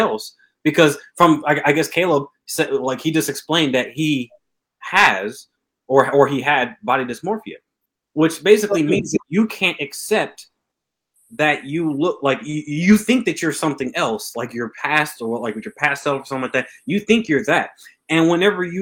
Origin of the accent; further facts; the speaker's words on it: Atlanta, Georgia, United States; now in Fairbanks, United States; I'm from Atlanta, Georgia